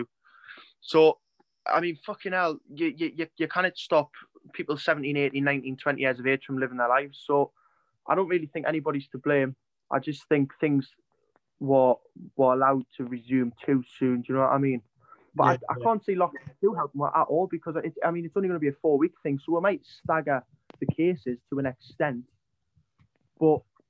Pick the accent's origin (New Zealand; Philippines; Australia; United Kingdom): United Kingdom; Geordie, North East England; I'm a Geordie